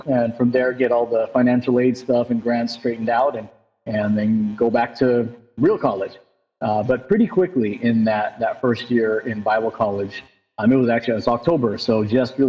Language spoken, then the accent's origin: English; San Diego, California, United States; I grew up in San Diego